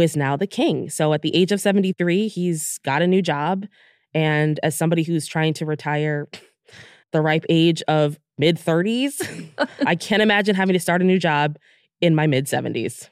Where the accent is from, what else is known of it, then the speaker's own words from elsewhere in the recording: United States; we're from the United States